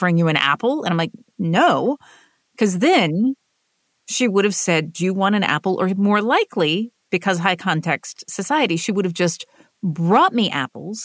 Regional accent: the American South, United States; So I come from the American South, which is what is called a high context region.

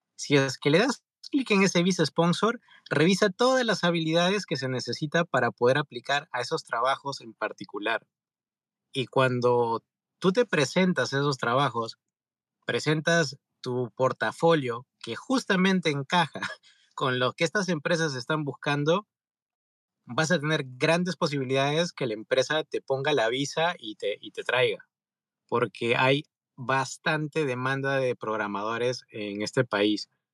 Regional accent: Peru; moved away as an adult; now in California, United States; soy de Perú. En pocas palabras, vine terminando la carrera aquí a California, Estados Unidos

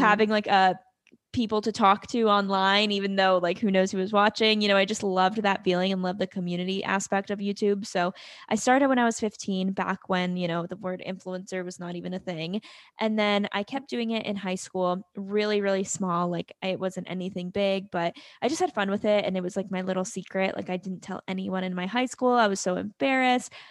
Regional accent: North Carolina, United States; I am from North Carolina

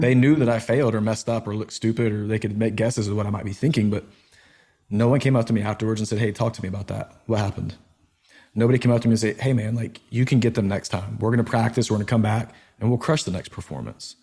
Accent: Georgia, United States; moved away as an adult; also born or lived in Nashville; growing up in Georgia

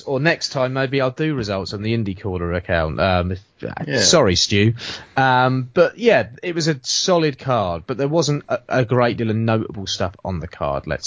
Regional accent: Southampton, South East England, United Kingdom; moved away; I'm from Southampton

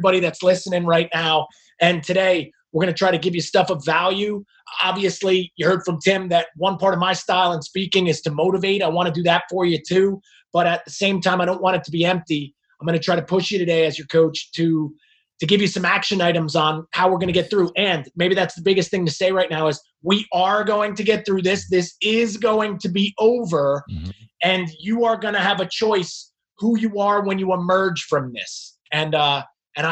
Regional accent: New Jersey, United States; now in Charlotte, United States; I'm from New Jersey, but right now I am coming to everybody from right outside of Charlotte, North Carolina

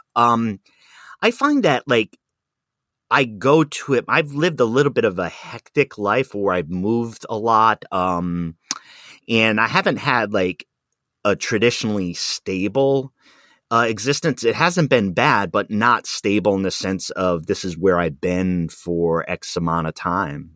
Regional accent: Rhode Island, United States; also born or lived in Wisconsin; now in Pacific Northwest, United States; where I grew up in Rhode Island in the city

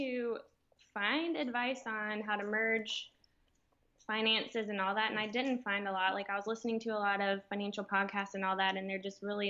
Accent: Birmingham, Alabama, United States; moved away as an adult; also born or lived in Atlanta, Georgia; now in Gulf Shores, United States; I'm from Birmingham, Alabama

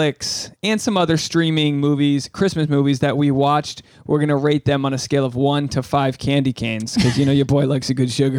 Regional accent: New England, United States; the wrath that I have within me growing up in New England

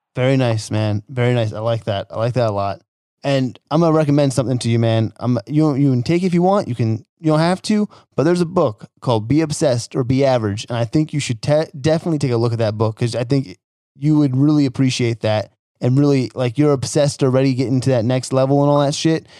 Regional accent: New Jersey, United States; moved away; I'm from Jersey originally so you know I grew up in a blue oh, collar blue collar town.

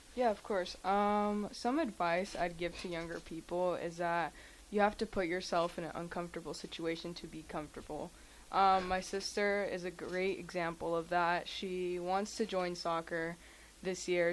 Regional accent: Lincoln, Nebraska, United States; first language Spanish; English is a second language; also born or lived in Kansas City, Missouri; I was born and raised in Lincoln, Nebraska

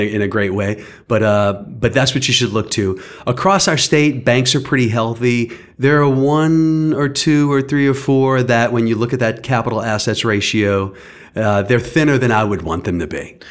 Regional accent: St. Bernard Parish, Louisiana, United States; moved away as an adult; now in Lafayette, United States; I grew up in Saint Bernard Parish

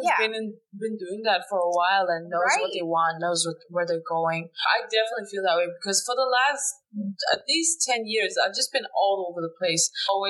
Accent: Denmark; moved away; Yeah, I grew up in Denmark

